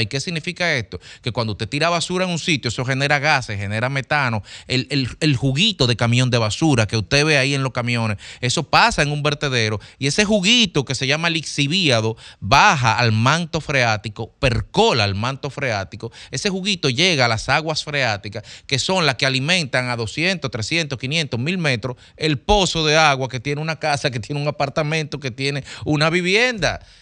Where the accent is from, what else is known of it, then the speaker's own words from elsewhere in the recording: Dominican Republic; nosotros como dominicanos